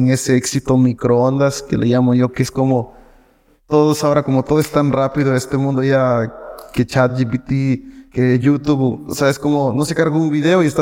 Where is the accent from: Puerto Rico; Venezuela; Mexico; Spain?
Puerto Rico; ya llegas a un punto en el que ya dices, no, ya necesito regresar a Puerto ya necesito regresar a mi cabamba, necesito ir